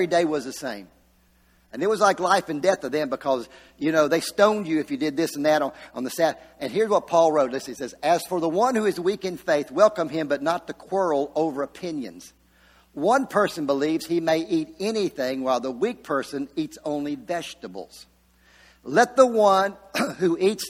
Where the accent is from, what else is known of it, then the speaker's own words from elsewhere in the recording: Virginia, United States; moved away as an adult; I came from Virginia, when I was 19 years old, I moved down here from Virginia